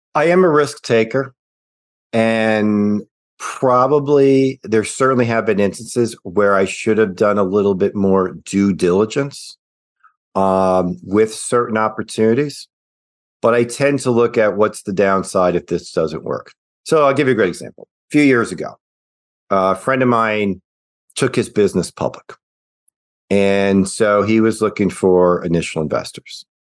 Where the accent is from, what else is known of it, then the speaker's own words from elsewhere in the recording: Midwest, United States; moved away as an adult; also born or lived in Cincinnati, Ohio; now in Nashville, United States; I am a Midwesterner at heart